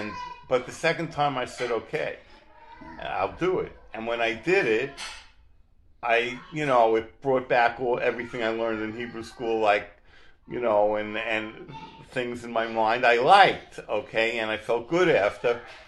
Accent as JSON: {"language": "English", "town": "Searington", "region": "New York", "country": "United States", "tie": "born or raised there", "said": "I grew up on the island as a conservative"}